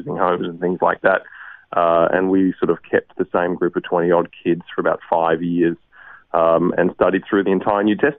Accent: Brisbane, Queensland, Australia; I'm a Queenslander, Matt, so I have very much maroon blood in my veins, and I grew up in Brisbane, lived in the same house all my life

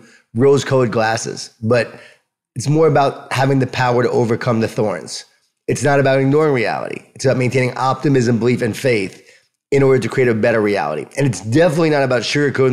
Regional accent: Long Island, New York, United States; I'm from Long Island, from New York. I was an athlete

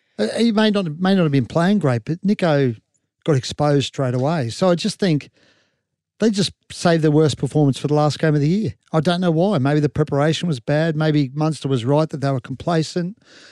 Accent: Queensland, Australia; I'm a Queenslander.

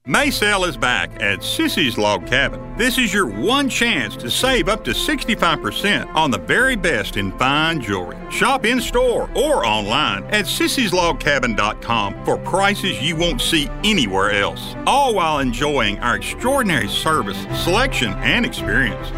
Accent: Rhode Island, United States; now in Memphis, United States; I'm from Rhode Island

